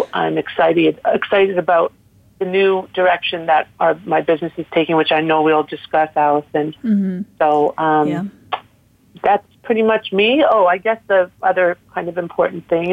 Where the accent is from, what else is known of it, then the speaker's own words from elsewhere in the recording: Toronto, Ontario, Canada; moved away as an adult; now in South Florida, United States; I am originally from Toronto and I'm licensed in Canada. I'm a lawyer from there. I went to law school there